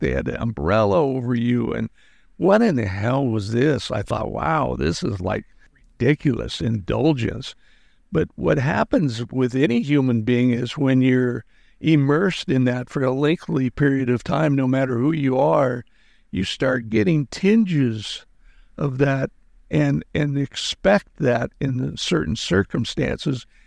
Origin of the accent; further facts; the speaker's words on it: Wyoming, United States; moved away as an adult; I grew up in Wyoming